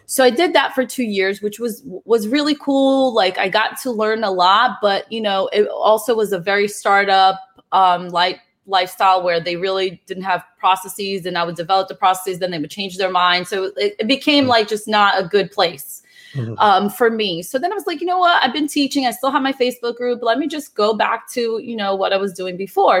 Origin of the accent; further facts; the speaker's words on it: Brazil; moved away; also born or lived in New Jersey; I'm originally from Brazil.